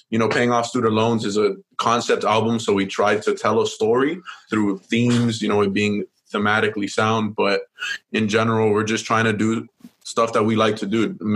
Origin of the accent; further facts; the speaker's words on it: Miami, Florida, United States; I was also born and raised in Miami, close to the Hialeah. And I'm Cuban and Puerto Rican